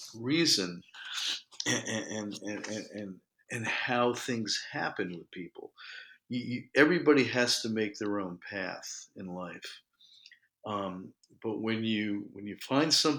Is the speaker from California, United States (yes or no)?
no; New York City, New York, United States; I was born in New York. I've lived here my whole life